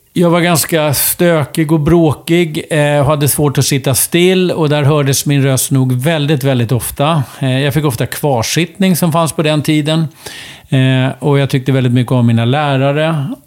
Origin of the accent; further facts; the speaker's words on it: Uppsala, Uppsala County, Sweden; på sjukhuset i Uppsala. Akademiska sjukhuset i Uppsala 1962